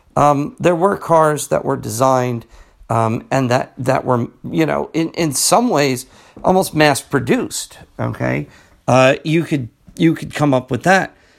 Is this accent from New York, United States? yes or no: no; New Jersey, United States; I'm from New Jersey